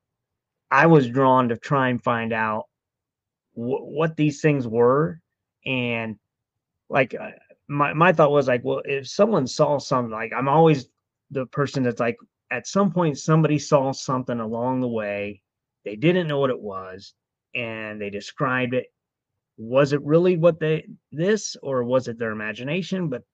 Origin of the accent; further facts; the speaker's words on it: Ohio, United States; also born or lived in Florida; now in Maryland, United States; I grew up in Ohio